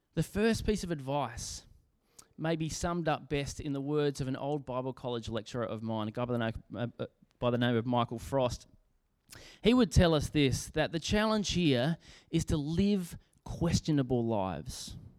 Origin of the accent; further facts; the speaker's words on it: Australia; as an Australian